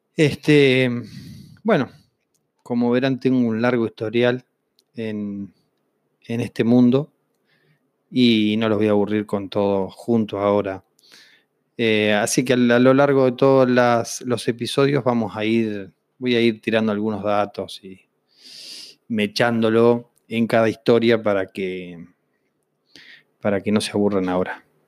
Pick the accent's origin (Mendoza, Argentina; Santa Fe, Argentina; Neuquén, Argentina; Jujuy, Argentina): Neuquén, Argentina; Vista Alegre Norte; crecí en Neuquén, en un pueblo de 2.500 habitantes eh, que se llama Vista Alegre Norte